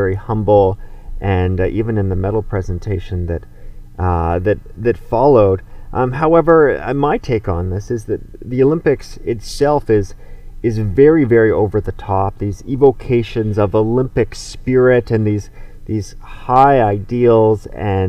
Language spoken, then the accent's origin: English; Canada; as a Canadian